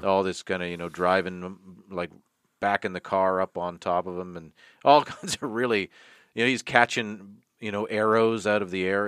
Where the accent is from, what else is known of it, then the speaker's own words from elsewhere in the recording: Toronto, Ontario, Canada; my hometown, Tirana, Ontario